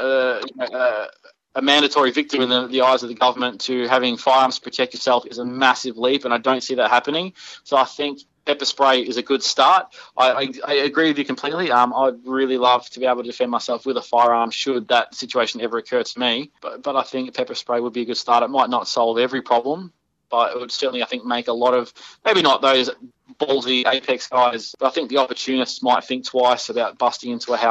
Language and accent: English; Victoria, Australia; his electoral office is in my hometown, so he's just around the corner from where I live